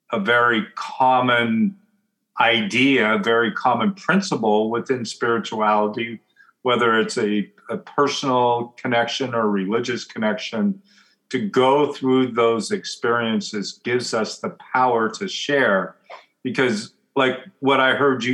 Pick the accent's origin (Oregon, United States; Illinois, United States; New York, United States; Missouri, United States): Oregon, United States; I grew up in Oregon